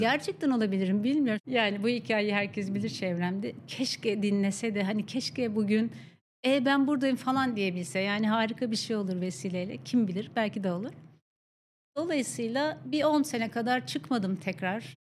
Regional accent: Akşehir, Konya, Turkey; moved away; mutlu çocukluğum dediğim Konya Akşehirli olmaya biraz da bağlı. Akşehir'de doğdum ben

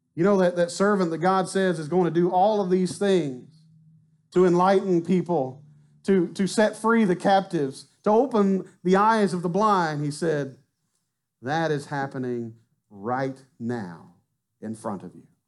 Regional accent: Arkansas, United States; now in Mont Belvieu, United States; I'm from Arkansas. You know, I'd have probably stayed there

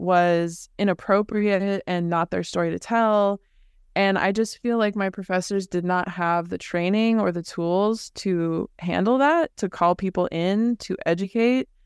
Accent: the Bay Area, California, United States; also born or lived in Los Angeles; I grew up in the Bay Area

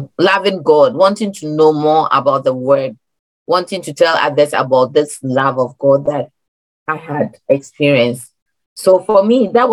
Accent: Ghana; now in Maryland, United States; I'm Ghanaian, born in Ghana, migrated here

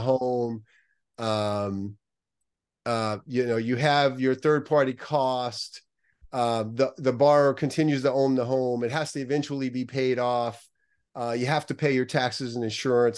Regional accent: New Orleans, Louisiana, United States; also born or lived in New York; now in Southern California, United States; I grew up right outside of New Orleans

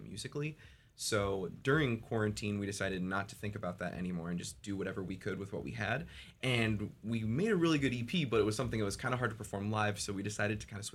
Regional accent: Albany, Oregon, United States; also born or lived in Corvallis, Oregon; I'm Albany, Corvallis area

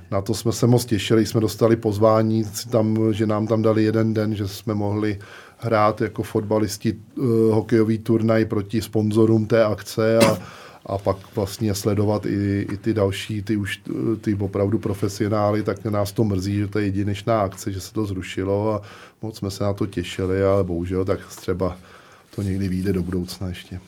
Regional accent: Smetanova Lhota, South Bohemian Region, Czechia; Pořád jsem aktivní fotbalově u nás ve Smetanový lhotě

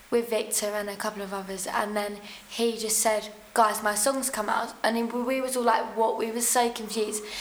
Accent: Maidstone, South East England, United Kingdom; also born or lived in Sheerness; I'm 16 and I'm from Maidstone and Sheerness.

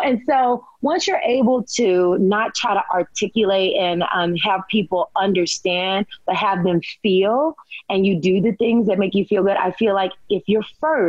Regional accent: the South, United States; I was raised in the South. Look, we ate, you know, pork and bacon and chitlins and all the things.

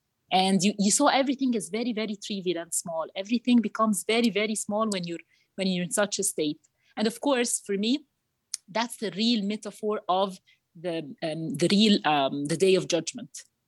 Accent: Cairo, Cairo Governorate, Egypt; I'm 38 years old. I'm from Egypt, Cairo.

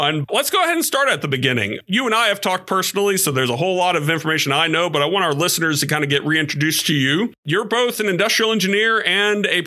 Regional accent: Georgia, United States; having been born and raised in Georgia

